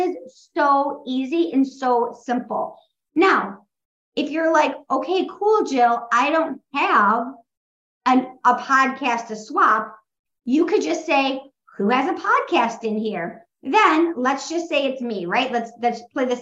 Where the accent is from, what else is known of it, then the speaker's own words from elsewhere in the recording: Midwest, United States; I'm from the Midwest